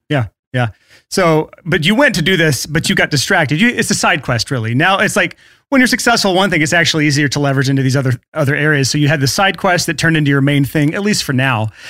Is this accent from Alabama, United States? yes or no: yes; Alabama, United States; in the South here, like, I'm from Alabama.